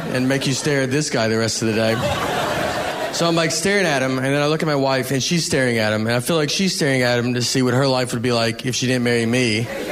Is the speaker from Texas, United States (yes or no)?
no; Nashville, Tennessee, United States; I'm from Nashville